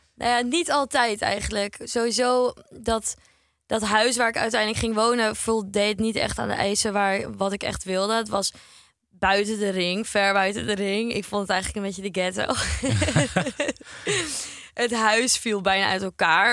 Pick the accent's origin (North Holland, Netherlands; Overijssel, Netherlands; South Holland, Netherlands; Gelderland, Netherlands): North Holland, Netherlands; Heemskerk; moved away as an adult; now in Amsterdam, Netherlands; ik kom uit Heemskerk. Nou ja, dat is een vrij kleiner dorp